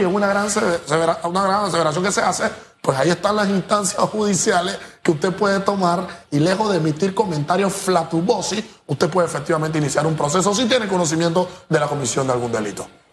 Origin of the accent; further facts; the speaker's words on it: Panama; yo no me encuentro como panameño